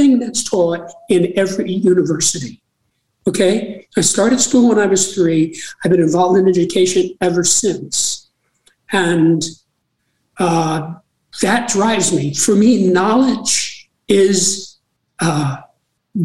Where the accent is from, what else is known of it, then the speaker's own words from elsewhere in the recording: New York City, New York, United States; I was born in New York City